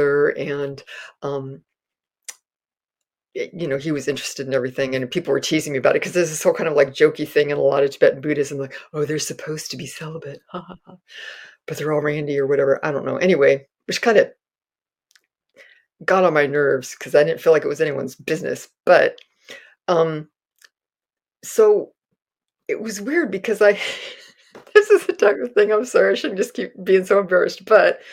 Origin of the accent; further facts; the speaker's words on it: Castro Valley, California, United States; growing up in Castro Valley